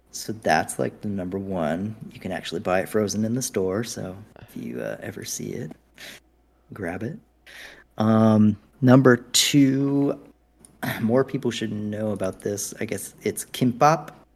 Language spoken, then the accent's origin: English; United States; I'm so American